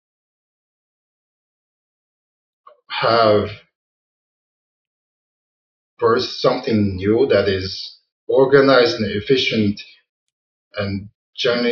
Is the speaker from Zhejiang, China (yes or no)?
yes; Wenzhou, Zhejiang, China; moved away as an adult; now in United States; It's called Wenzhou. Zhejiang.